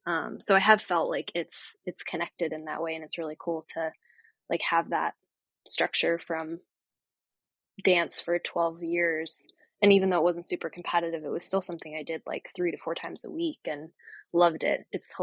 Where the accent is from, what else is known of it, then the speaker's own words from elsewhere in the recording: East Coast, United States; And so it's been really cool to like access different sports that I really was not familiar with growing up on the East Coast.